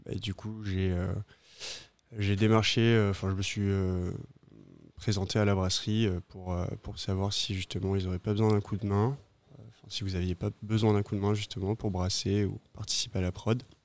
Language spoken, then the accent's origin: French; Pau, Nouvelle-Aquitaine, France; moved away as an adult; now in Réunion, France; originaire du sud-ouest, d'une petite ville qui s'appelle Pau